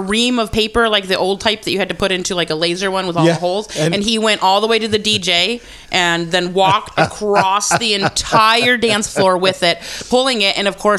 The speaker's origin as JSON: {"language": "English", "country": "United States", "tie": "born or raised there", "first_language": "Estonian", "second_language": "English", "said": "I was born here."}